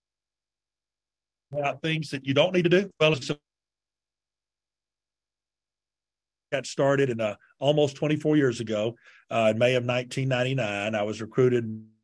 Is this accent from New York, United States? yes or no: no; Montgomery, Alabama, United States; now in Ada, United States; my hometown Montgomery Advertiser